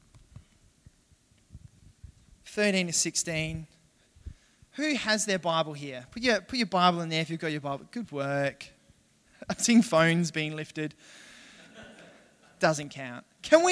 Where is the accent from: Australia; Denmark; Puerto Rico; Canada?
Australia; Western Australia; also born or lived in Perth; now in Adelaide, Australia; I'm from Western Australia, right, originally. I live in Adelaide